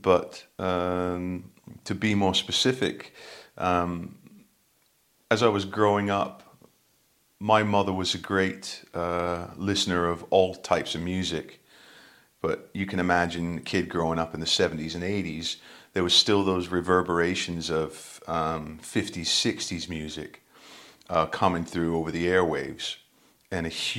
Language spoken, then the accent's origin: English; New Hampshire, United States; accent: Yankee Doodle dandy; now in United Kingdom; I grew up in New Hampshire in the northeastern United States